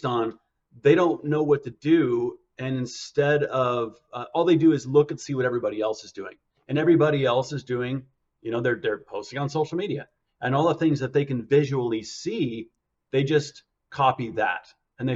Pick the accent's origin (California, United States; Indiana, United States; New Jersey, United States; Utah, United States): Utah, United States; Park City; moved away; also born or lived in Scottsdale, Arizona; I grew up in Park City, Utah.